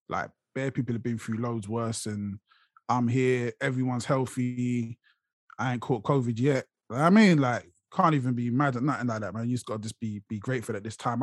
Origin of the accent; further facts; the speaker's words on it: London, United Kingdom; now in Watford, United Kingdom; I'm from Brixton originally. That's where you see me most of the time. Brixton's where I rep.